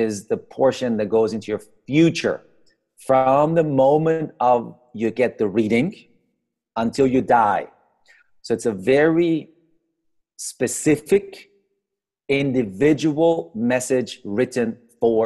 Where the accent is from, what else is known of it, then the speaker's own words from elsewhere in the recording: Iran; also born or lived in Austria; I grew up in Iran.